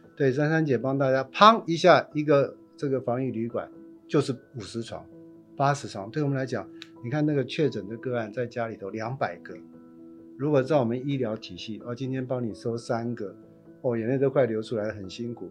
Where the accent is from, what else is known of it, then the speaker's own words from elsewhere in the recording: Taipei, Taiwan; 那都是我们长大的地方，那都是我们的乡亲